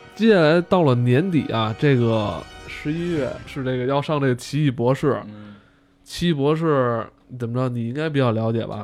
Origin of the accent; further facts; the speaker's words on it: China; 我们中国人